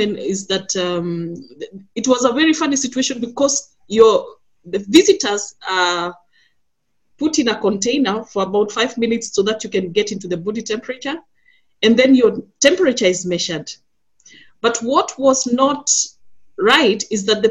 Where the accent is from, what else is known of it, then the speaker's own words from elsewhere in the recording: Kenya; now in Berlin, Germany; a migrant, but I am originally from Kenya